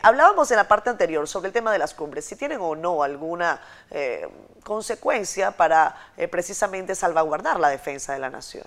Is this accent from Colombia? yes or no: no; Venezuela; now in Dominican Republic; yo como una venezolana con el corazón afincado en esta, en esta patria, en República Dominicana